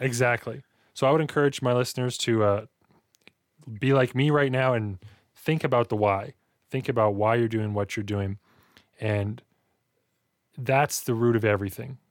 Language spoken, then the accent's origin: English; Hinton, Alberta, Canada; also born or lived in Edson; that's where I spent most of my childhood growing up in Hinton.